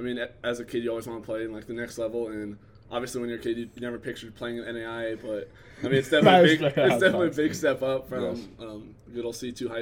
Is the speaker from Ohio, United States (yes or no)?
no; Ponca, Nebraska, United States; moved away; I'm from Ponca, Nebraska.